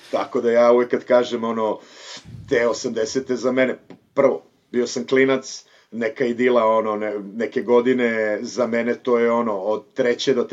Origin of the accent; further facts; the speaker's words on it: Kladovo, Bor District, Serbia; moved away as an adult; also born or lived in Bucharest, Romania / Timișoara, Romania / Berlin, Germany; now in Barcelona, Spain; meni je ono celo to odrastanje u Kladovu detinstvo vezano za Dunav.